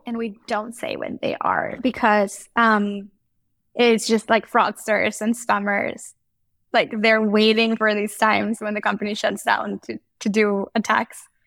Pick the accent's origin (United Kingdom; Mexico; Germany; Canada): Mexico; moved away; I grew up in Mexico